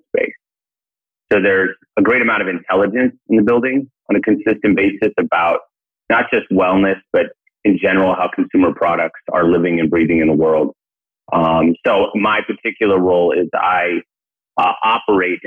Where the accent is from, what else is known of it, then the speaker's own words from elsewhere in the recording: Portland, Oregon, United States; now in New York City, United States; I'm originally from Portland.